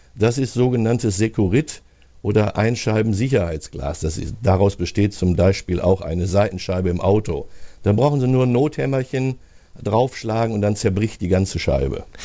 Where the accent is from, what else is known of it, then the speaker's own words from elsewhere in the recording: Hagen, North Rhine-Westphalia, Germany; aus meiner Heimatstadt